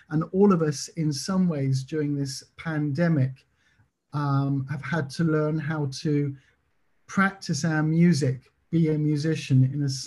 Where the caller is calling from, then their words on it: Belgium; I live in Belgium. I'm talking from Belgium near France at the moment